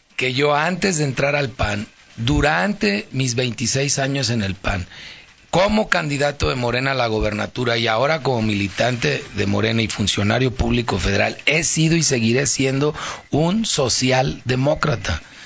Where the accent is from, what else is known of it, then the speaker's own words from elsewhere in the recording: León, Guanajuato, Mexico; yo soy de León y aquí, aquí hago mi vida y aquí fui criado